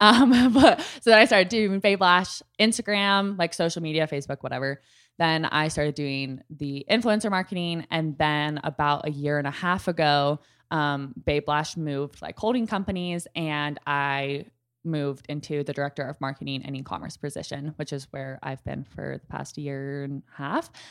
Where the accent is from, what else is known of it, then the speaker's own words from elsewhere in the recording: Dallas, Texas, United States; I'm from Dallas